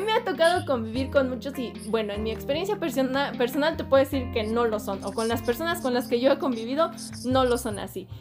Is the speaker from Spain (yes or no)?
no; Querétaro, Mexico; yo soy de Querétaro